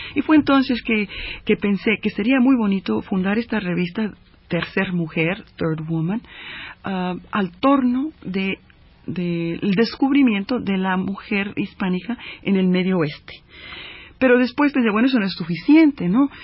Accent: Chicago, Illinois, United States; also born or lived in Coahuila, Mexico; yo como ah, chicana ah, criada en, Chicago, eh, originaria de Coahuila

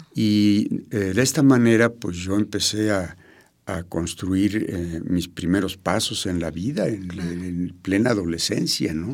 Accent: Mexico City, Mexico; yo nací en México, Distrito Federal. Soy de Feño.

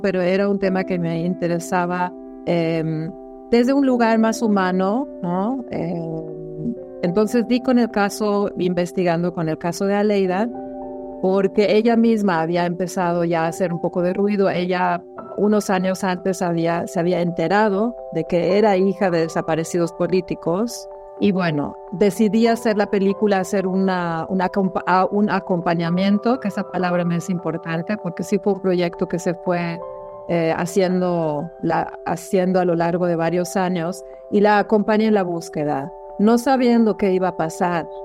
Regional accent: Germany; moved away as an adult; now in Mexico; Nací en Alemania y, y llego a México a mis 21 años

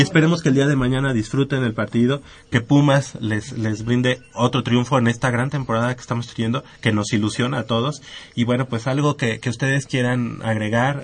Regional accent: Mexico; somos mexicanos

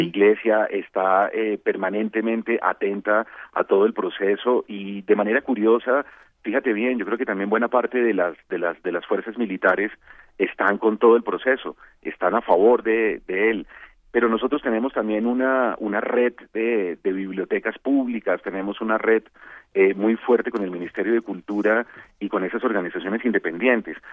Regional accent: Colombia

